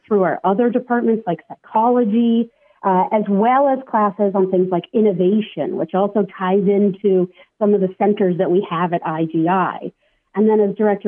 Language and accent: English; San Diego, California, United States; I grew up in San Diego